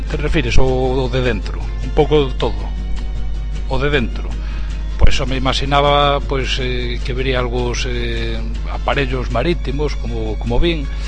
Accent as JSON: {"language": "Galician", "town": "Chantada", "region": "Galicia", "country": "Spain", "said": "eu son de Chantada, da zona o é, eh, no interior de Lugo, non?"}